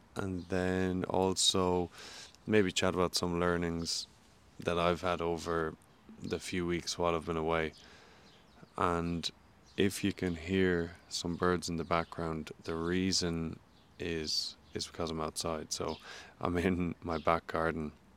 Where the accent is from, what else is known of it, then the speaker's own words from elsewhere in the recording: Ireland; moved away as an adult; also born or lived in St. Louis, United States; now in New Zealand; growing up in Ireland